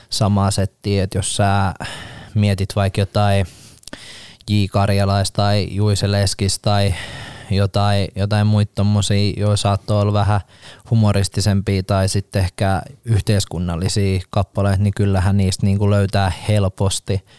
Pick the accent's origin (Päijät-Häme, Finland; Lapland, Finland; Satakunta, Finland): Satakunta, Finland; Rauma; Mä oon Raumalt.